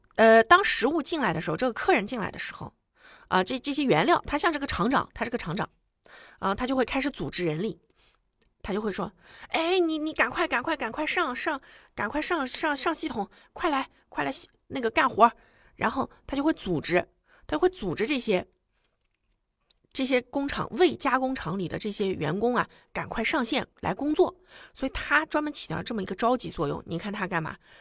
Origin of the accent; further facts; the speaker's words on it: China; 我们中国人